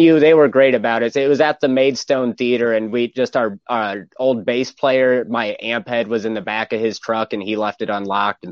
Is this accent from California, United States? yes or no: no; Napoleon, Ohio, United States